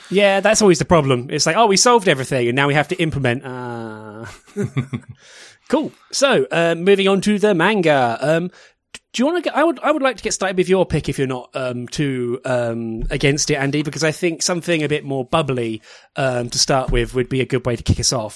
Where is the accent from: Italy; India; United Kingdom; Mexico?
United Kingdom; as a British person